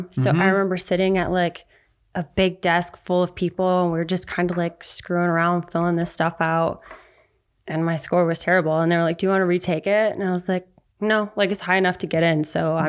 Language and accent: English; Attica, New York, United States; Near Buffalo, New York. So a town called Attica.